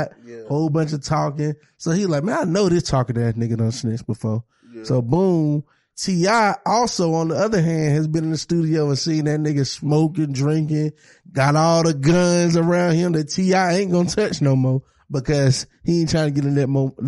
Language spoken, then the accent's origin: English; the South, United States; I'm from the South